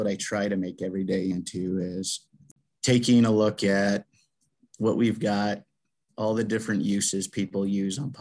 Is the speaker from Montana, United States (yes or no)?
yes; Gardiner, Montana, United States; now in Lewistown, United States; I was born and raised in Gardner, Montana.